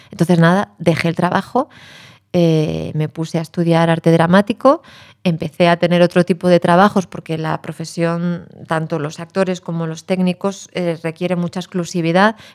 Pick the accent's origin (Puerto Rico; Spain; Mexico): Spain; A Coruña, Galicia; Acabo de pasar un tiempito estupendo en mi tierra madre, en La Coruña